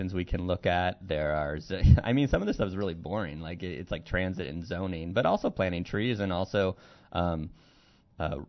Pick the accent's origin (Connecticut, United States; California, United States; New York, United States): California, United States; now in Pittsburgh, United States; as a Californian